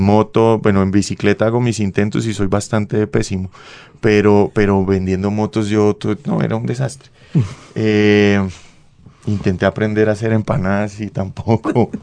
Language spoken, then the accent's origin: Spanish; Bucaramanga, Santander, Colombia; moved away; yo vengo de un colegio de la Universidad Industrial de Santander